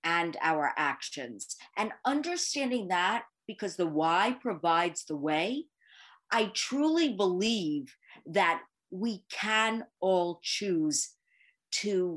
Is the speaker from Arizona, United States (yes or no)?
no; New York City, New York, United States; So I am born and bred in Manhattan, the Big Apple